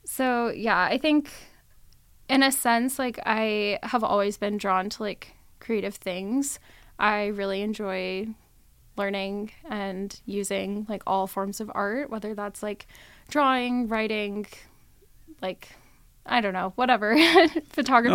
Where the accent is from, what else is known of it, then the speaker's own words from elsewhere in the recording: Las Vegas, Nevada, United States; also born or lived in Reno, Nevada; I am born and raised in Vegas